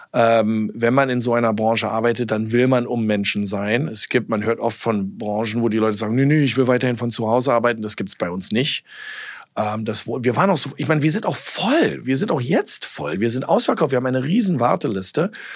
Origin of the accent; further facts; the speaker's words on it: Berlin, Germany; accent: Berlinerisch; moved away as an adult; also born or lived in New York / California; bin Berliner